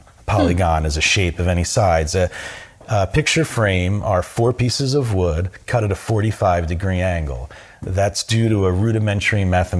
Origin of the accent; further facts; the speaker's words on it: Philadelphia, Pennsylvania, United States; born there; I was born in Philadelphia. And if I try and get my accent back